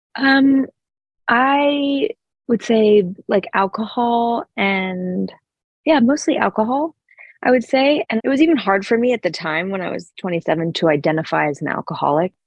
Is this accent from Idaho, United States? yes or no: yes; Sun Valley, Idaho, United States; I grew up in Sun Valley, Idaho